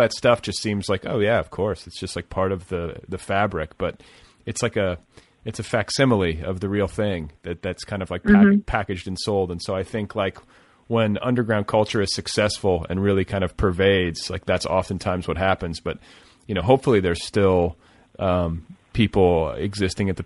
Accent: Indiana, United States; I was just from Indiana

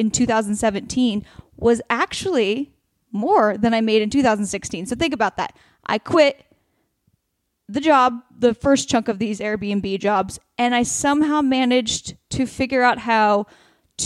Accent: Oregon, United States; now in Los Angeles, United States; I'm from Oregon

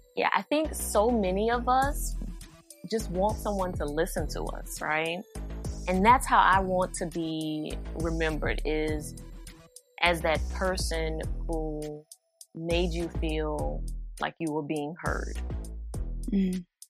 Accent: New Orleans, Louisiana, United States; I'm from New Orleans

